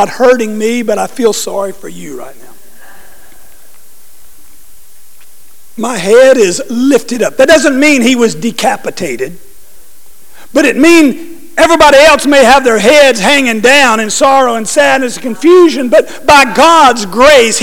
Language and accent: English; New Orleans, Louisiana, United States; moved away; my home state, New Orleans